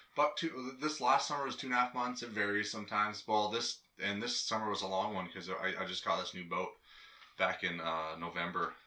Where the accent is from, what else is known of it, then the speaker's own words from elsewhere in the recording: Hydaburg, Alaska, United States; You can't go more further south in Alaska than you can my hometown